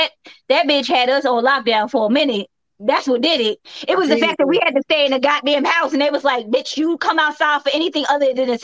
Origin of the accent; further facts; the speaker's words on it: New York City, New York, United States; I was born in Brookdale.